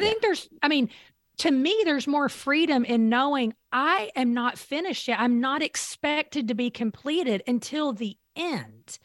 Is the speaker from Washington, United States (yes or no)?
no; Eastern Kentucky, United States; I grew up in Eastern Kentucky, a very small mountain town.